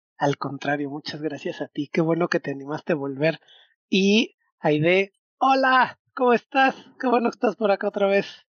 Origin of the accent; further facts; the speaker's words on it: Mexico City, Mexico; now in Mérida, Mexico; Yo crecí en un departamento en Ciudad de México